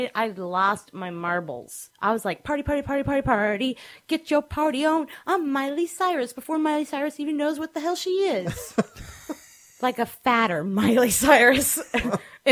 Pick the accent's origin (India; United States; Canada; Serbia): United States; Friendswood, Texas; I come from Dysfunction Junction, Texas